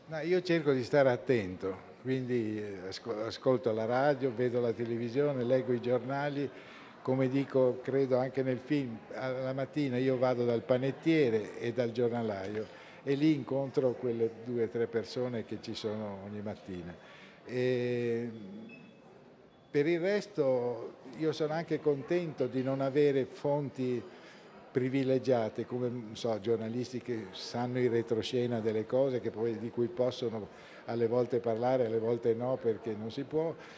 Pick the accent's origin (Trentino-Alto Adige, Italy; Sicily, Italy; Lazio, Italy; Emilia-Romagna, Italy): Emilia-Romagna, Italy; Bologna; now in Aquileia, Italy; quando ero ragazzino e vivevo a Bologna